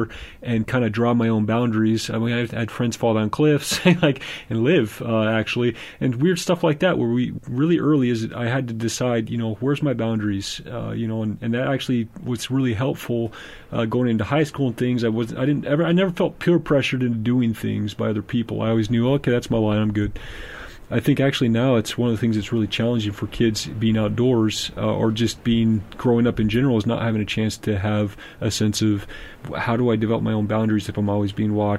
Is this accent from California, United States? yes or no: yes; Southern California, United States; I grew up in Southern California